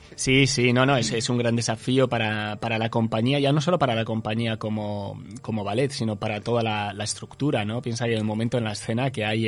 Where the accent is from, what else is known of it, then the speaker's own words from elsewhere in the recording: Basque Country, Spain; now in Uruguay; soy vasco